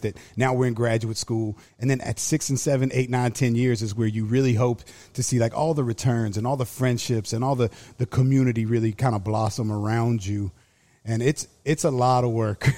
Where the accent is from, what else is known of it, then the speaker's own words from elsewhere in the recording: Halifax County, Southern Virginia, United States; moved away as an adult; also born or lived in Arizona / Florida; I grew up in Southern Virginia, uh, on a big, like, tobacco farm